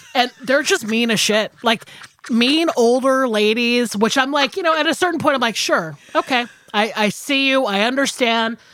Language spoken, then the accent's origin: English; Georgia, United States; I'm from Georgia.